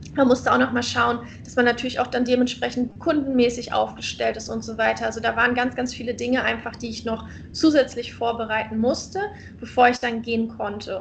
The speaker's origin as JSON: {"language": "German", "country": "Germany", "moved": "as an adult", "lives_now": "Indonesia", "said": "als Deutscher"}